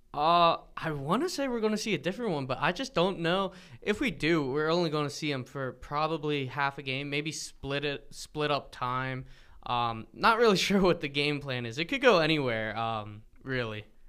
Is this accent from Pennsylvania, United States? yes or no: yes; near Arcadia / Hatfield area, Pennsylvania, United States; over near m, my hometown.